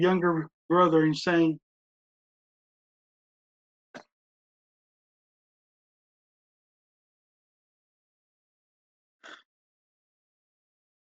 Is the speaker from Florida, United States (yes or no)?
yes; Tallahassee, Florida, United States; I'm a boy from Tallahassee, Florida